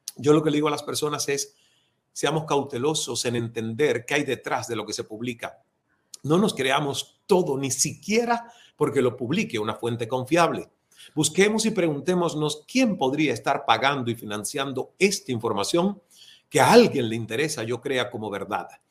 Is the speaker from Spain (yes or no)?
no; Cuba; moved away as an adult; also born or lived in Toronto / Atlanta; Inventé unas tertulias con unos amigos bajo la luz de la luna en un parque de mi pueblo natal